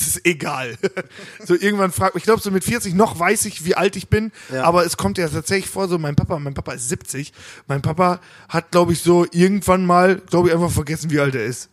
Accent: Hagen, North Rhine-Westphalia, Germany; bei Stocks bei uns in Hagen

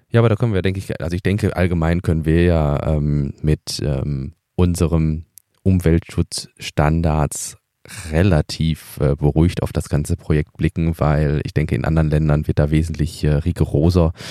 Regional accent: Eberswalde, Brandenburg, Germany; now in Grünheide, Germany; gebürtiger ja, genau. Eberswalde. Ja. Aber aus dem Land Brandenburg.

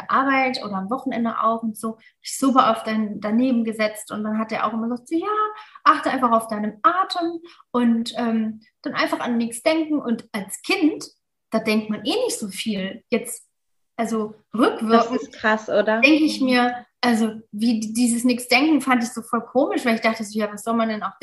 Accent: Mainz, Rhineland-Palatinate, Germany; wir sind aus Mainz eigentlich und Tram-Trabach ist eine Stunde entfernt.

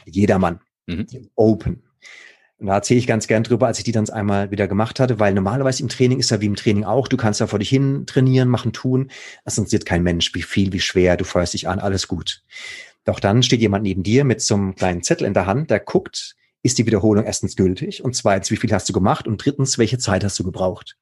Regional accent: Baden-Württemberg, Germany; da im Badische, da wo ich herkomme

